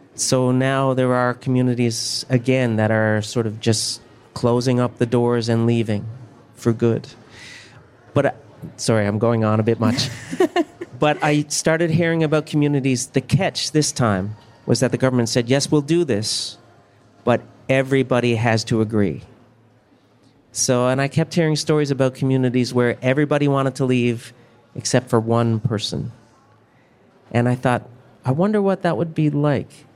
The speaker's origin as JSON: {"language": "English", "region": "Newfoundland and Labrador", "country": "Canada", "tie": "born or raised there", "said": "I grew up in a mining town in Newfoundland as opposed to a fishing community. So uh, my parents moved to the mining town, and that's where I was born."}